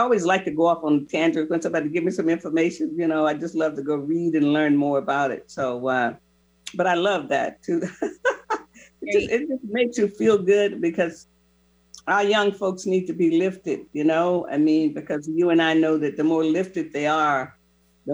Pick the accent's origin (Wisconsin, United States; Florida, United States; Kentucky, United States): Florida, United States; I grew up in Florida when I went to school